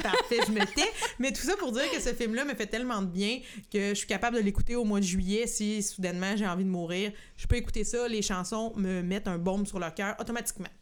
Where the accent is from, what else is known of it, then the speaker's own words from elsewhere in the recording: Saint-Norbert, Quebec, Canada; j'ai grandi à Saint-Norbert